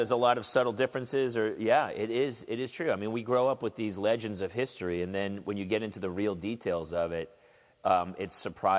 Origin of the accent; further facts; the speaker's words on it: New Hampshire, United States; moved away as an adult; also born or lived in San Diego; I'm from New Hampshire, and I got sick of the cold